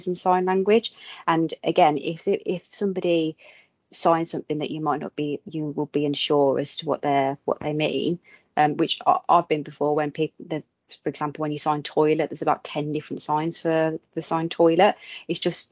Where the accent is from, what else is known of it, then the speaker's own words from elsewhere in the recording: Midlands, United Kingdom; I'm from the Midlands